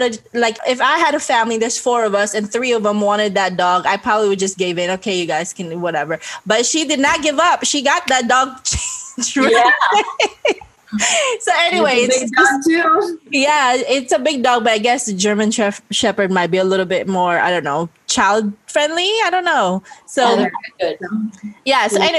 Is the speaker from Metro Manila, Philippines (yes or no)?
no; Bacolod, Negros Occidental, Philippines; moved away as an adult; we grew up in Bacolod, it's like pretty much Catholic